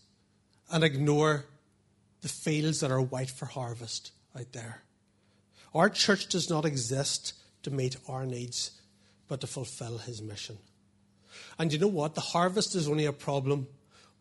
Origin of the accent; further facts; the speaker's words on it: Portadown, Northern Ireland, United Kingdom; I was brought up in Portadown